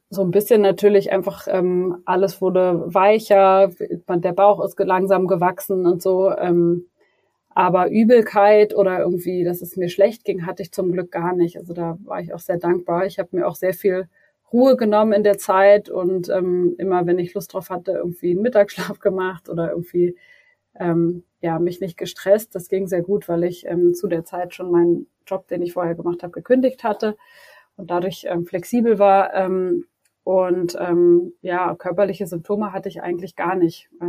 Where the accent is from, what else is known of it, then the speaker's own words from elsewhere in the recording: Berlin, Germany; moved away as an adult; now in Munich, Germany; ich bin 30 Jahre alt, ich wohne in München mit meiner kleinen Familie. Eigentlich komme ich aus Berlin, ähm, aber seit ein paar Jahren sind wir jetzt hier in München.